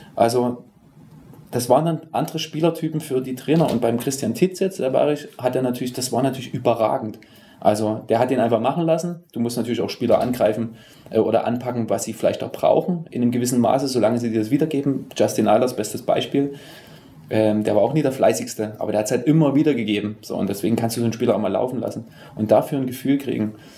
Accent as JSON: {"language": "German", "town": "Dresden", "region": "Saxony", "country": "Germany", "tie": "born or raised there", "also_born_or_lived": "Berlin", "moved": "yes", "said": "gebürtiger Dresdner"}